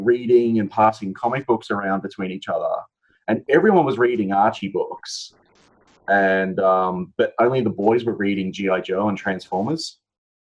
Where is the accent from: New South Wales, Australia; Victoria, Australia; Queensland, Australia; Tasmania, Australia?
Queensland, Australia; Brisbane; me growing up, especially in Brisbane